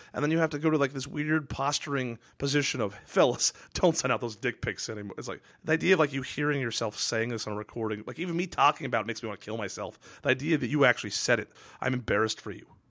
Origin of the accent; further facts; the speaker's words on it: Redmond or Kirkland, Washington, United States; moved away; I loved growing up in Redmond or Kirkland, Washington